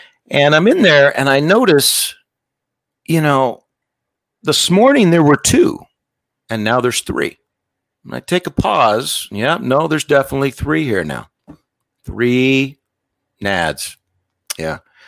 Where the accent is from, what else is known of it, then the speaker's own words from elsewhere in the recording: Las Vegas, Nevada, United States; I was born and raised in Vegas and got time to go on a mission, you know, active family, active in the church.